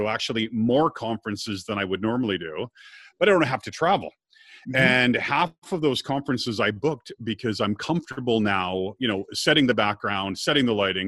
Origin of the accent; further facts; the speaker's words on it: Scotland, United Kingdom; I'm Scottish